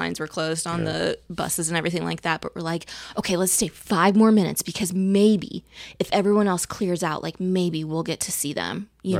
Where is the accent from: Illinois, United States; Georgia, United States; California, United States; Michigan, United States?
Illinois, United States; so I grew up in Central Illinois, so we were Chicago Bulls fans